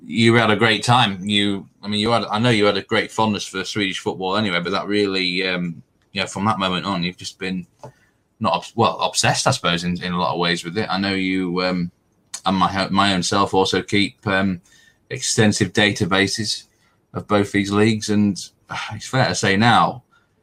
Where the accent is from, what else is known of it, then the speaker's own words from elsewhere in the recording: north of England, Yorkshire and the Humber, United Kingdom; accent: northern; with my northern accent